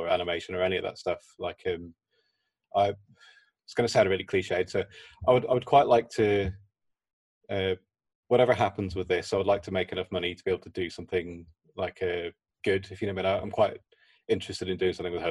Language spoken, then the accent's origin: English; Belfast, Northern Ireland, United Kingdom; I'm from Belfast